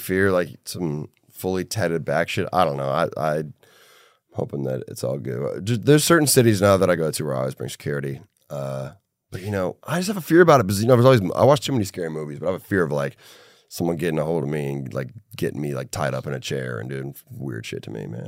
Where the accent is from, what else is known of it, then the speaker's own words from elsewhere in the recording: Minneapolis, Minnesota, United States; my hometown, Minneapolis